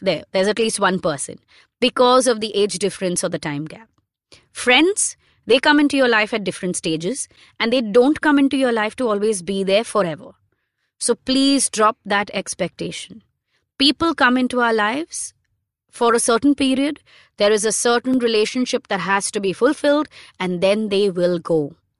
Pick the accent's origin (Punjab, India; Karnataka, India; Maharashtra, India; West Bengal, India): Maharashtra, India; Mumbai; someone who was born and brought up in Bombay in the nineties